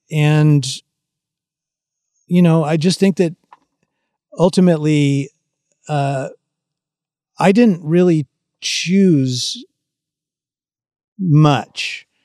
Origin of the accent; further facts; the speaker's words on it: California, United States; because, you know, I grew up in the San Francisco Bay Area, and which is not exactly known for country and Western music